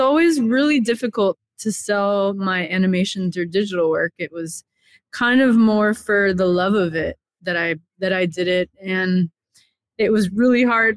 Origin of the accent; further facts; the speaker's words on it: Miami, Florida, United States; I grew up in Miami, Florida